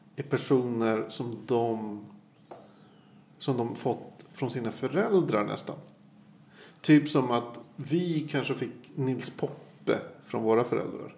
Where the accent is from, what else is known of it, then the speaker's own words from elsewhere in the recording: Sweden; jag växte upp på Söderhöjden, ett jävla gettoområde.